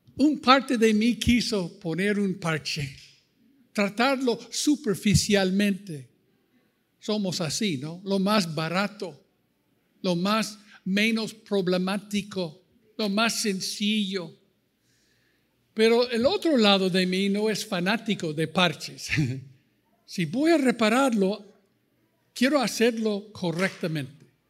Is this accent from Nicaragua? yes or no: no; United States; Spanish is a second language; moved away as an adult; also born or lived in Costa Rica / Ecuador; now in Chapala, Mexico; Cuando salimos de los Estados Unidos en 84, salí de un pastoreado allí